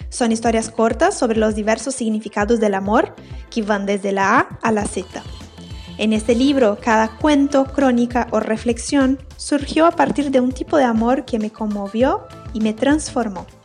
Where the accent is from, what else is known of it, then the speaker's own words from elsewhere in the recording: Brazil; Spanish is a second language; moved away as an adult; now in Uruguay; Yo soy brasileña, pero vivo en Uruguay hace siete años.